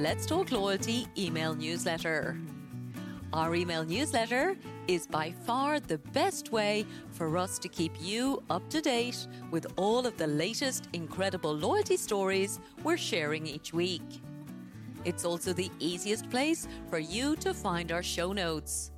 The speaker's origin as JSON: {"language": "English", "country": "Ireland", "moved": "yes", "said": "my home country, of course, back in Ireland"}